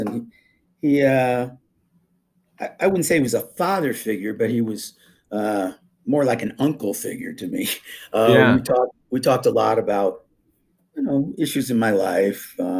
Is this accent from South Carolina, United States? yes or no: no; Vermont, United States; also born or lived in New York; I grew up skiing in Vermont and New York State.